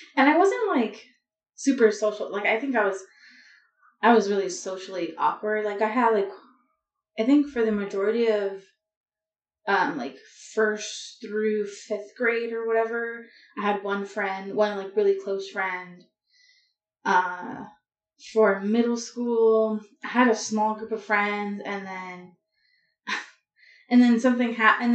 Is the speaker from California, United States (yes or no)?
yes; Los Angeles, California, United States; I grew up in Southern California, so like a little bit north of downtown LA in the San Fernando Valley